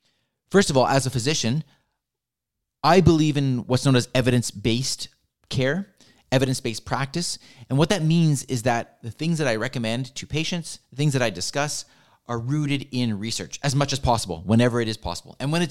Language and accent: English; Vancouver, British Columbia, Canada; As I mentioned, I was born and raised here in Vancouver. I attended school here in Vancouver